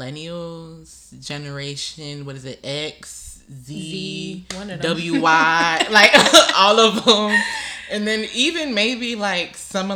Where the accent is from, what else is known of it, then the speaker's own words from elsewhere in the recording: Pembroke Pines, Florida, United States; I'm 23 years old. I was born and raised in, I guess, Miami, Florida, to people who are not from here. If you're from Miami, I was born and raised in Pembroke Pines.